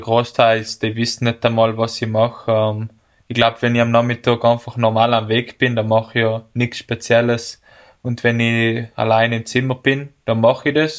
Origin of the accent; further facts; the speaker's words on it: Bolzano, Trentino-Alto Adige, Italy; bei uns in Bozen